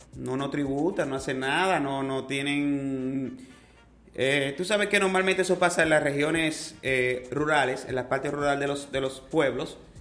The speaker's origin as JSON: {"language": "Spanish", "country": "Dominican Republic", "said": "somos la mayoría dominicano dominicanos"}